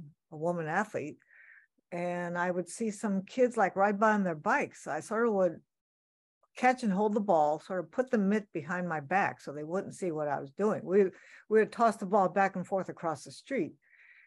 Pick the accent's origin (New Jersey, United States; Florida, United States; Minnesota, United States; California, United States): California, United States; Sacramento; Growing up in Sacramento, California, which is my hometown